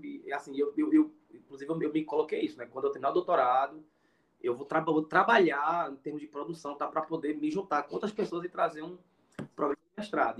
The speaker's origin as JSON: {"language": "Portuguese", "town": "Surubim", "region": "Pernambuco", "country": "Brazil", "moved": "as an adult", "lives_now": "Iguatu, Brazil", "said": "eu sou pernambucano, como eu falei, né? Mas atualmente eu moro no Ceará, né? Estou morando aqui na cidade de Iguatu"}